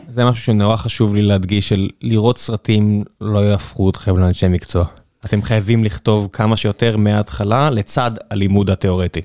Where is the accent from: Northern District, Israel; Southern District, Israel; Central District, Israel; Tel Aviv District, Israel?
Southern District, Israel; Beersheba; אני, אני מכיר את זה מן הסתם כבאר שבעי